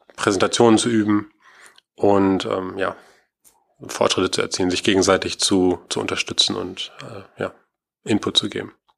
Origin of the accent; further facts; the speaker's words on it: Schloss Holte-Stukenbrock, North Rhine-Westphalia, Germany; also born or lived in Aachen / Paderborn; Ich komme hier aus Ostwestfalen-Lippe, aus Schloss Holte